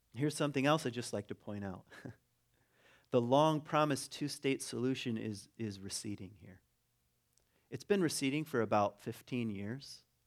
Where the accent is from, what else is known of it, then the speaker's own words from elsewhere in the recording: United States; also born or lived in Ada, Michigan; I'm an American